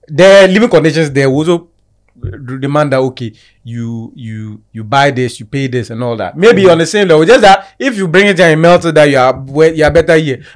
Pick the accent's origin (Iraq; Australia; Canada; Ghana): Ghana; me as a Ghanaian